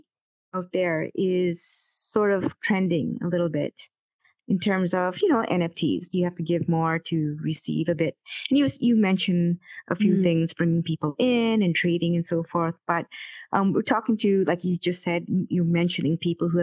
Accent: Vancouver, British Columbia, Canada; I'm from Vancouver

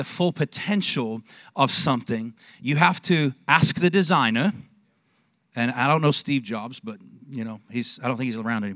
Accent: Manchester, North West England, United Kingdom; also born or lived in Texas; now in Longview, United States; I was born in Manchester, England

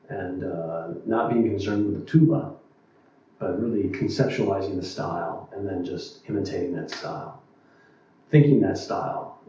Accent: Portland, Oregon, United States; being a West Coaster myself, born and raised in Portland

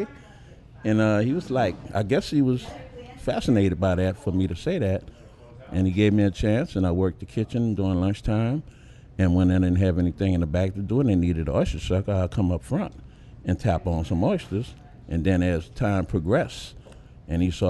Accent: New Orleans, Louisiana, United States; I'm from Uptown. I live Uptown, New Orleans, practically all my born days

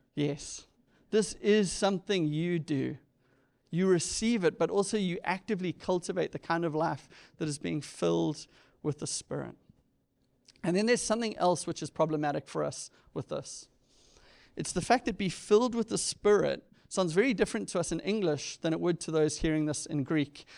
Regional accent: South Africa; moved away; growing up in South Africa, I had three or four T V channels

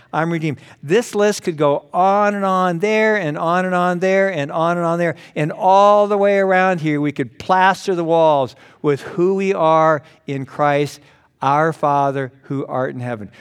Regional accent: Los Angeles, California, United States; I was born in Los Angeles. My parents took me home at the end of the runway

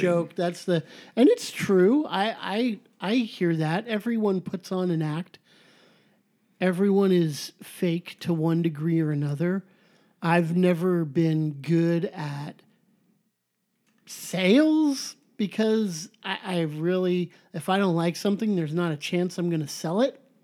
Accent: Southern California, United States; I'm so Califo-, Southern Californian, I say the in front of everything

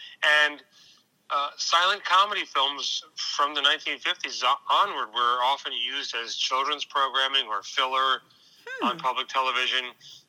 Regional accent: Larchmont, New York, United States; I grew up in the suburbs in a county called Westchester out in New York State. Okay. That's by Long Island Sound. Not all Long Island, but it's on Long Island Sound. Small town called Larchmont that's near the water.

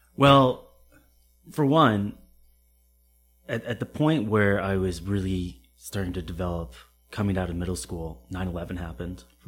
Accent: Connecticut, United States; moved away as an adult; also born or lived in Camp Lejeune, North Carolina; now in Boston, United States; I was born in Connecticut

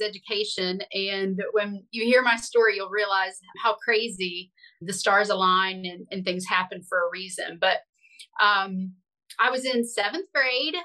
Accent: West Virginia, United States; I grew up in West Virginia

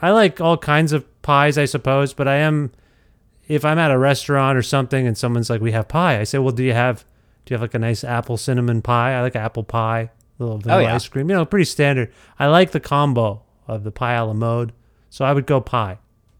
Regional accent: India; Yeah, well, I grew up, I'm Indian, and so I grew up eating samosas.

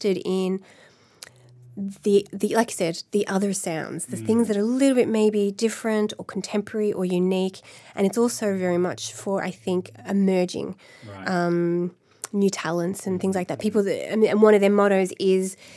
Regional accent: Melbourne, Victoria, Australia; also born or lived in Los Angeles, United States; now in Dublin, Ireland; it's from Melbourne, my hometown

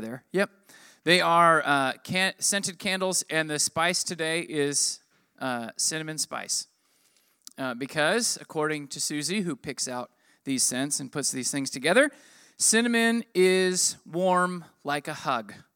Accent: United States; I'm American

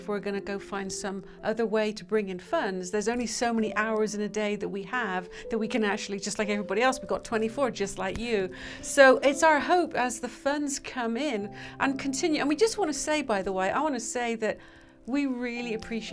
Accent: United Kingdom; now in United States; we are British

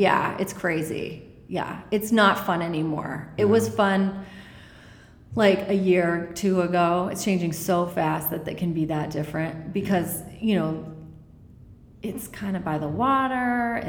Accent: New England, United States; It was colder and bigger than I imagined, because I'm from New England.

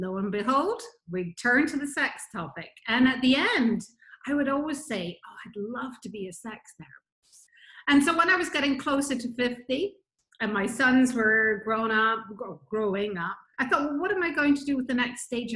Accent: Scotland, United Kingdom; moved away as an adult; also born or lived in Nigeria / Bahamas / Florida; So from Nigeria, I was brought up in Scotland, went to the Bahamas in 1988, lived there for 26 years

